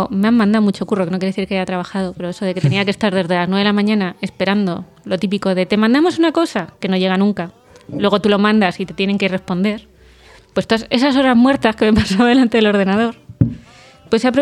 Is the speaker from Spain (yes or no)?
yes; Vallecas, Community of Madrid, Spain; Para los que somos de Vallecas.